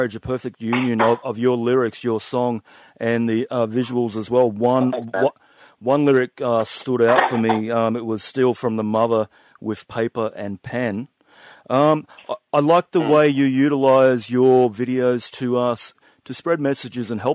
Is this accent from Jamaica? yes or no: no; Mullumbimby, New South Wales, Australia; I'm actually from Byron Bay, born and bred around Mullumbimby, all that area